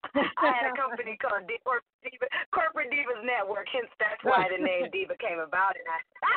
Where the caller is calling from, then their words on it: Hollywood, California, United States; I am calling you from sunny Hollywood, California.